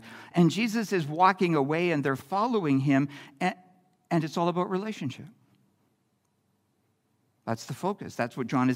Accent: Campbell River, British Columbia, Canada; as a kid growing up in Campbell River

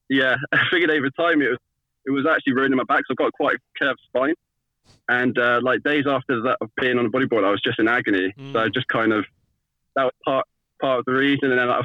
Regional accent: Highcliffe, South West England, United Kingdom; Right down on the south coast, a little village called Highcliff.

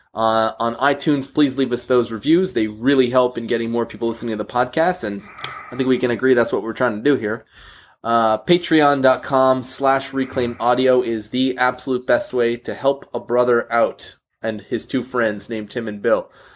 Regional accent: Canada; we're, uh, we're both Canadian

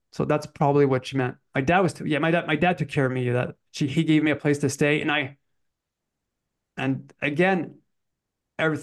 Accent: Canada; moved away; also born or lived in French Canada; I was brought up in English Canada. So we moved back to French because my parents are French Canadians.

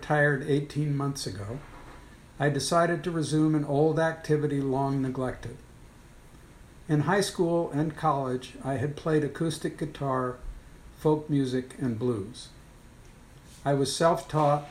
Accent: Cooperstown, New York, United States; moved away as an adult; also born or lived in New Haven, Connecticut / Baltimore, Maryland; now in Rochester, United States; I was born and raised in Cooperstown, New York

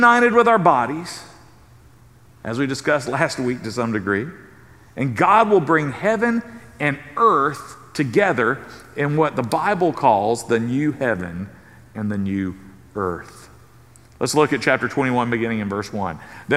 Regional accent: South Carolina, United States; moved away; I grew up in South Carolina

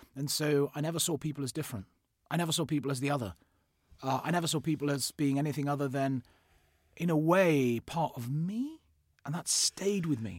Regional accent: Fort Portal, Western Region, Uganda; I was born in in Uganda. I was born in Africa. Um, so I was born in uh, in a place called um, Fort Portal, which is just off the uh, Rwandan border.

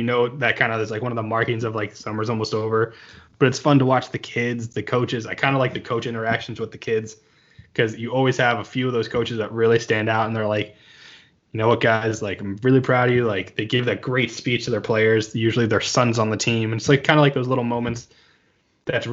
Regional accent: Toms River, New Jersey, United States; I grew up in Toms River, New Jersey

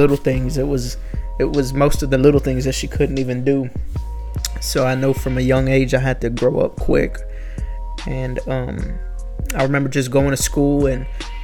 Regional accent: Houston, Texas, United States; I'm from Houston, Texas, and I'm 21 years old.

